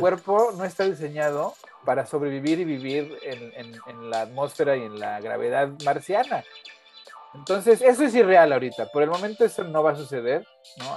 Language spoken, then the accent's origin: Spanish; Mexico City, Mexico; viví, crecí en la Ciudad de México